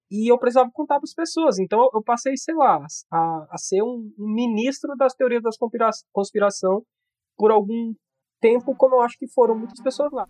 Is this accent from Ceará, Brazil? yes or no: yes; interior of Ceará, Brazil; Eu sou do, do interior do Ceará, é, natural de uma cidadezinha que fica a 300 quilômetros de Fortaleza